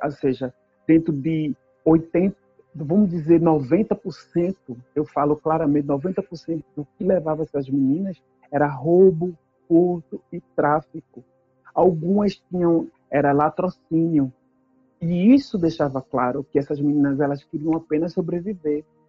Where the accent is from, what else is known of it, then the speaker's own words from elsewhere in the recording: Northeast Region, Brazil; moved away as an adult; now in Canada; eu sou nordestina, sou preta, sou periférica